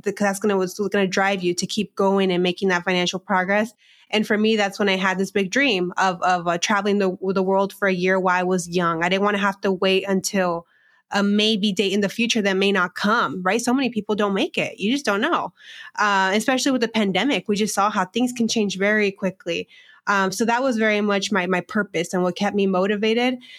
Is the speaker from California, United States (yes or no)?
yes; Southern California, United States; moved away as an adult; also born or lived in Phoenix; now in Chicago, United States; I grew up in a small agricultural border town in California, in Southern California